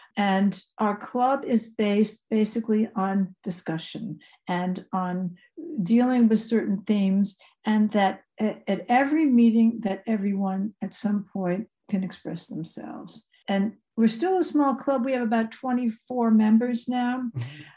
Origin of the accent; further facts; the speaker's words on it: outside New York City, New Jersey, United States; moved away as an adult; also born or lived in Indiana; now in Germany; I grew up right outside of New York City, 25 miles mm-hmm. from New York